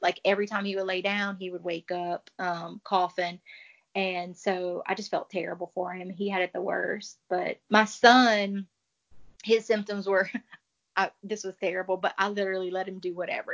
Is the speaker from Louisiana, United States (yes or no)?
yes; Cajun, Louisiana, United States; as a Cajun